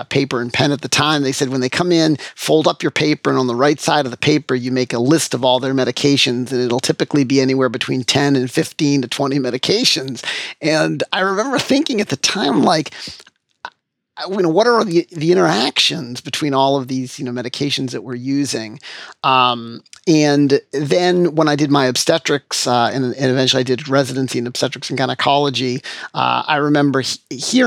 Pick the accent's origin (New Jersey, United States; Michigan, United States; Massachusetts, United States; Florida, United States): Massachusetts, United States; Framingham; in my hometown, I take care of patients at the hospital where I was born, which is a real pleasure for me. It's really great to be, you know, active in my hometown, my home community where I grew up, where I was born and raised.